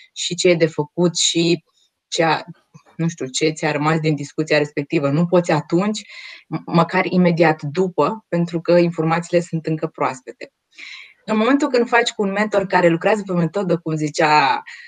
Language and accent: Romanian; Romania; noi ca și români